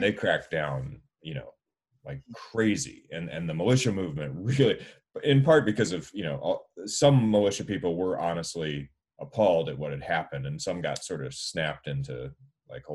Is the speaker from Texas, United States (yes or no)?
no; Florida, United States; I grew up in Florida